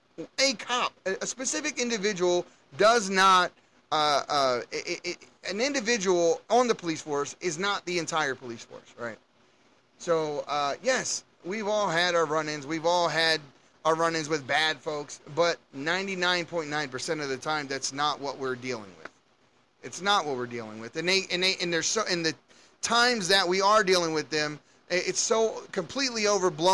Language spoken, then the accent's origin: English; Baltimore, Maryland, United States; I grew up in Baltimore City, and we had some things going on where I grew up